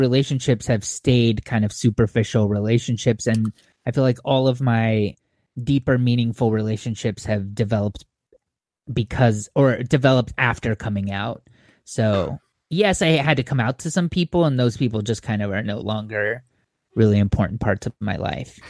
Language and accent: English; Orange County, California, United States; moved away as an adult; also born or lived in Montclair, California / Claremont, California / Phoenix, Arizona; now in Bay Area, United States; I grew up in Orange County